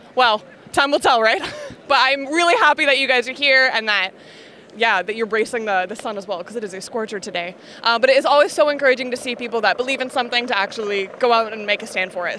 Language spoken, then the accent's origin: English; Canada; now in United Kingdom; I'm Canadian